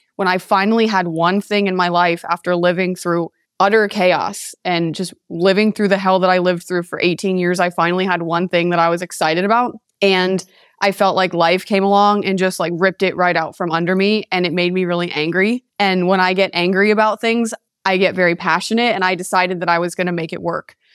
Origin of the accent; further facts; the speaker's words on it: East Haven, Connecticut, United States; moved away as an adult; now in Las Vegas, United States; I was born and raised in East Haven, Connecticut for 18 years.